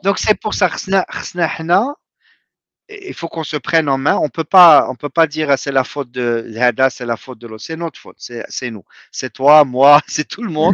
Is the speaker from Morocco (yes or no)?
yes; Morocco; moved away as an adult; also born or lived in Rabat; now in United States; j'ai quitté le Maroc en 92